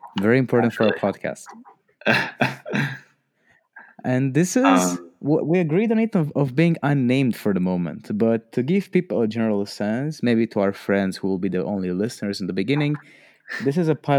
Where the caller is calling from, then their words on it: Romania; It's 10 p.m. currently in Romania, recording from a bedroom